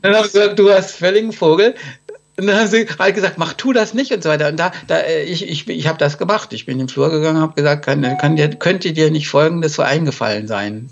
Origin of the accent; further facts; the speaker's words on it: Germany; wir haben im Grunde als Deutsche